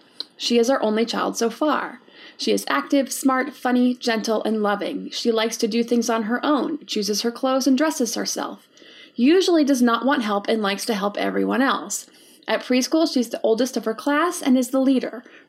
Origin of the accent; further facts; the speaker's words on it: Brazil; So, hi Erin … from Brazil.